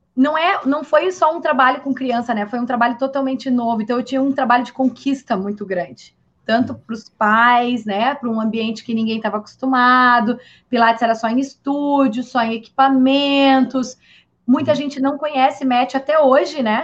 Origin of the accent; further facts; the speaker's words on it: Rio Grande do Sul, Brazil; sou gaúcha